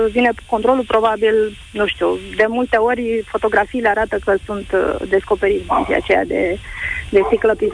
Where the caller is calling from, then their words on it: Târgu Jiu, Gorj, Romania; Bună ziua, vă sunt de la Târgu Jiu. Uh, orașul ăsta este un oraș mic